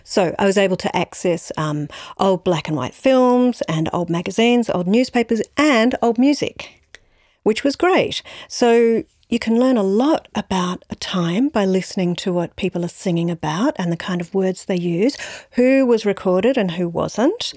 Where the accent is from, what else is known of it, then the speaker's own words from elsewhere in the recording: Brisbane, Queensland, Australia; also born or lived in San Francisco, United States; now in Melbourne, Australia; I grew up in Brisbane